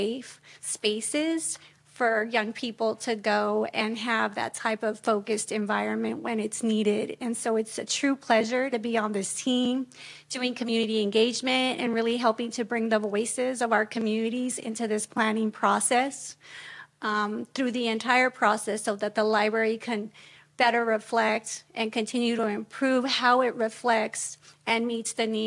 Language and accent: English; San Francisco, California, United States; born and raised in San Francisco